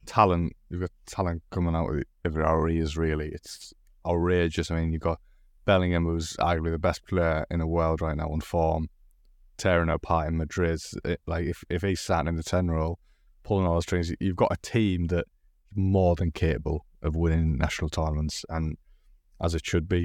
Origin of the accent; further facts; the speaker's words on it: England, United Kingdom; the English representative today.